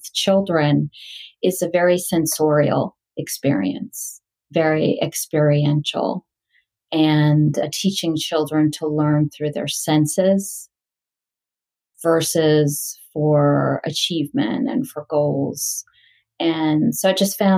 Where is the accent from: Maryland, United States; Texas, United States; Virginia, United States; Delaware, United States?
Delaware, United States; moved away as an adult; also born or lived in India / England / California; I grew up in Delaware.